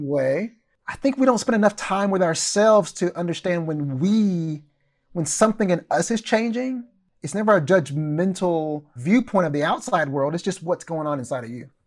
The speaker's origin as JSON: {"language": "English", "town": "Mount Pleasant", "region": "Texas", "country": "United States", "tie": "born or raised there", "also_born_or_lived": "Kansas City, Missouri", "moved": "as an adult", "said": "my hometown of Mount Pleasant"}